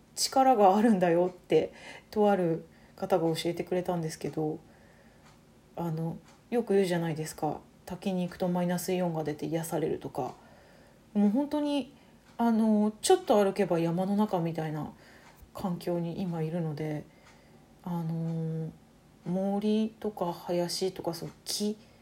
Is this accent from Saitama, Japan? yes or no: yes; Saitama, Japan; moved away as an adult; now in Hanamaki, Japan; もともと埼玉出身なんですけど